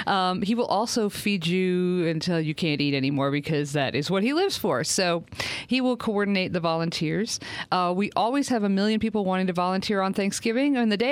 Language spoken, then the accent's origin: English; Maine, United States; accent: Yankee; Which you can't tell from my accent, because I've been living down here so long, I've lost my Yankee accent. But I am from Maine.